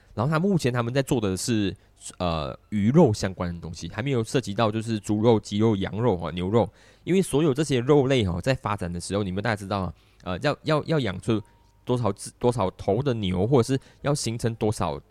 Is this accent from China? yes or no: no; Malaysia; 我们在东南亚的中心